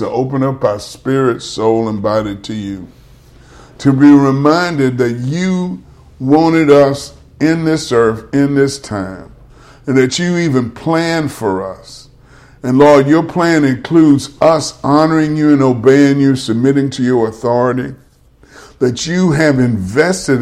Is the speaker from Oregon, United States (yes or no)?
no; Baton Rouge, Louisiana, United States; now in Monroe, United States; that's my hometown.